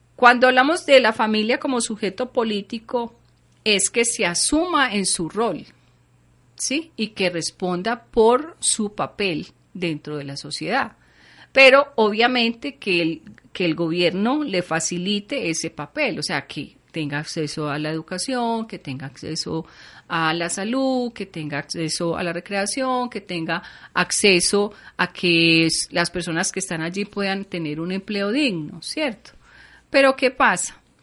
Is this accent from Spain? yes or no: no; Colombia; quiénes somos los colombianos